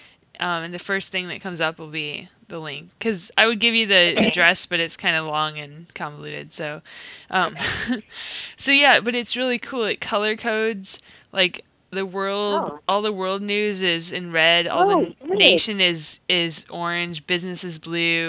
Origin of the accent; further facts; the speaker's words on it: Iowa, United States; moved away as an adult; I'm originally from Iowa